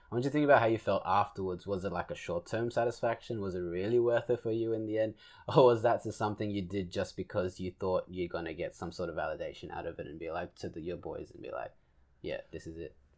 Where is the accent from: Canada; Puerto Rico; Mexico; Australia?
Australia; we're Australian